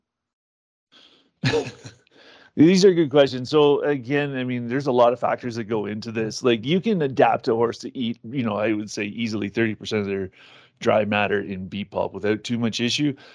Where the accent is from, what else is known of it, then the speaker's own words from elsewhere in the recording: Ontario, Canada; I'm from Ontario